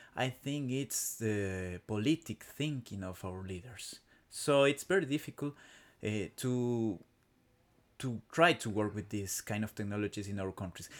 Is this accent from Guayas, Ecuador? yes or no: no; Quito, Pichincha, Ecuador; first language Spanish; English is a second language; Ah, I come from Ecuador. I come from Quito, the, the capital city of my country